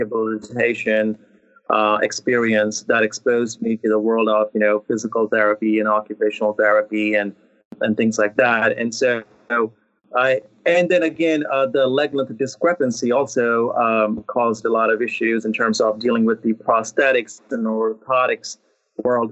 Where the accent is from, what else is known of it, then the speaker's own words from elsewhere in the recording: India; moved away; I was born and raised in India